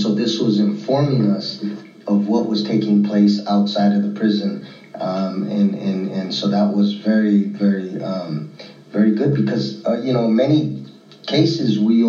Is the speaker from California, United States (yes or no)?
yes; Northern California, United States; I was born and raised in Northern California.